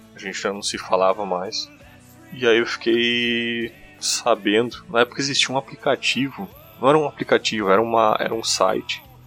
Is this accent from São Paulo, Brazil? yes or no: no; Rio Grande do Sul, Brazil; accent: German-colonist interior accent; Eu sou do Rio Grande do Sul, eu sou do interior. O meu sotaque é uma merda mesmo, tá?